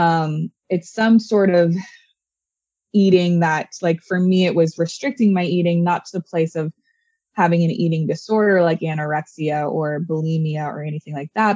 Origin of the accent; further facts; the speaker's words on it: Orange County, California, United States; growing up in Orange County